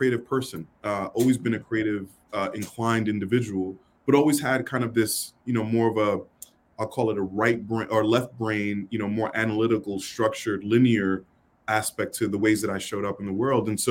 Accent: New York City, New York, United States; growing up in New York City, you know, it's rough.

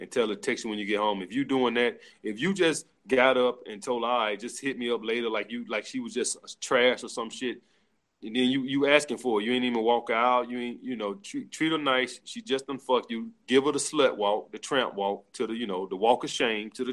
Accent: the South, United States; now in New York, United States; I'm from the South

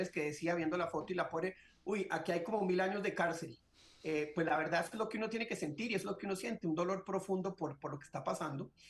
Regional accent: Colombia; como embajador colombiano en Washington, llevé muchísimos senadores a que entendieran el drama que vivía el pueblo venezolano

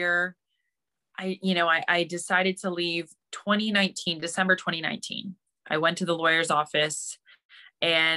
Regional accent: Mississauga, Ontario, Canada; I am from Ontario, Canada, specifically a little city. Actually, it's not a little city. It's pretty big. It's called Mississauga

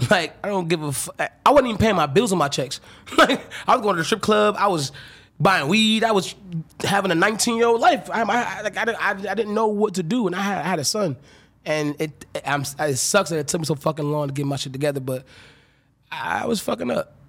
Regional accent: North Carolina, United States; moved away; I'm from North Carolina

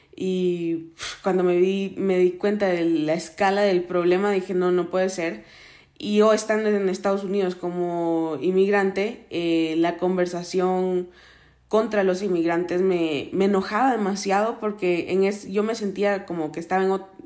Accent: Guatemala; moved away; also born or lived in Miami, Florida; crecí en Guatemala

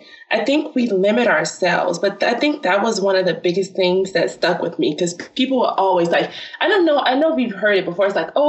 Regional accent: Chicago, Illinois, United States; The South Side of Chicago. No one ever believes me when I say that.

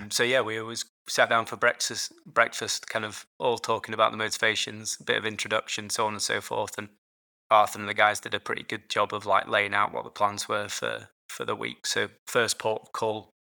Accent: Yorkshire and the Humber, United Kingdom; moved away as an adult; also born or lived in London; now in Edinburgh, United Kingdom; I grew up in Yorkshire, so just about three hours north of London. Um, so yeah, a, all my life in, in, in Yorkshire

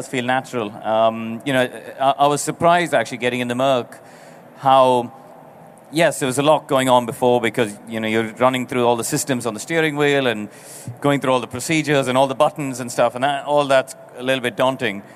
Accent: India; I come from India

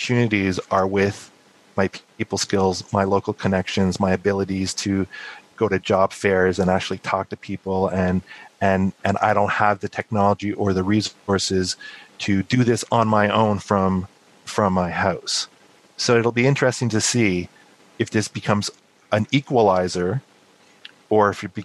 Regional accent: Montreal, Quebec, Canada; now in United States; I'm actually originally from Montreal

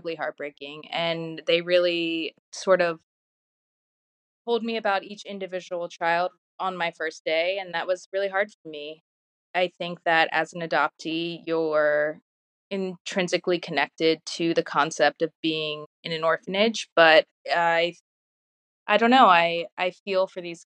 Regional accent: Baltimore, Maryland, United States; moved away as an adult; also born or lived in Russia; now in Odessa, Ukraine; I was actually in my hometown of Baltimore

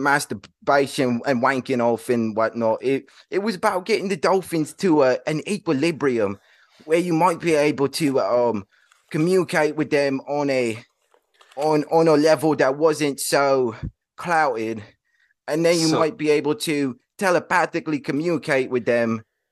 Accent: Portland, Oregon, United States; So, I'm actually from Portland, Oregon.

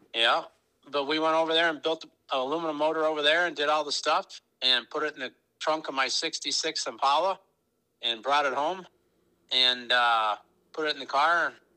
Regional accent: Minnesota, United States; grew up in Minnesota, small town, thousand people

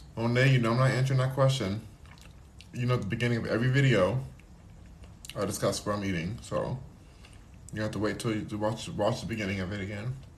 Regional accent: Los Angeles, California, United States; I was born

